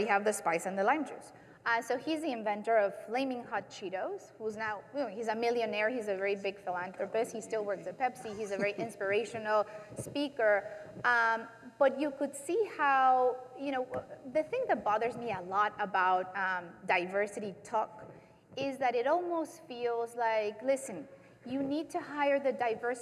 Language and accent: English; Mexico; moved away as an adult; now in United States; I grew up in Mexico, so I never had the problem of feeling like a minority